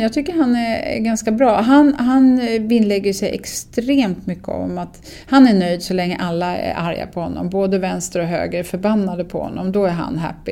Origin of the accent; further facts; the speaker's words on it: Sweden; som svensk